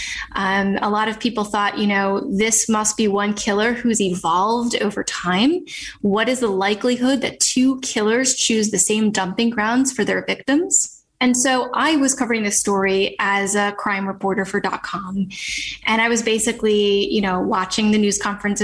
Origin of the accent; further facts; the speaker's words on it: a suburb of New York City, United States; I'm from New York. I grew up in a suburb of New York City